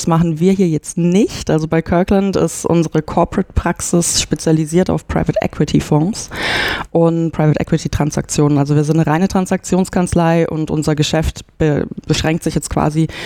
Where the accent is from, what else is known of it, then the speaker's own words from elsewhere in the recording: Nuremberg, Bavaria, Germany; also ich komme aus Nürnberg und habe dann in Erlangen Jura studiert und auch in Nürnberg mein Referendariat gemacht.